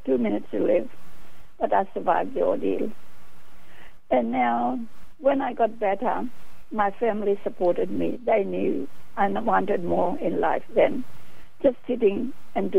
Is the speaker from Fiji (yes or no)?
yes; Fiji; moved away as an adult; now in Australia; My father was an immigrant to Fiji Island, and I am immigrant from my education. I completed teacher's education in Fiji, and I migrated to Australia in 1970.